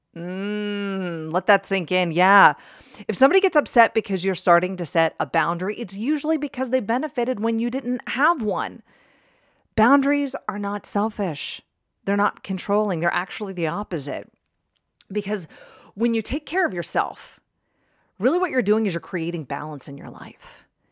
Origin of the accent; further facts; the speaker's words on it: East Coast, United States; now in Arizona, United States; I grew up on the East Coast